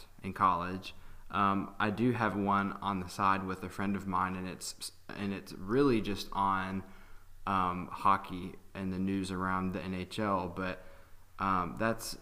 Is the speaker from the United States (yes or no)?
yes; Hendersonville, Tennessee, United States; I'm from Hendersonville, Tennessee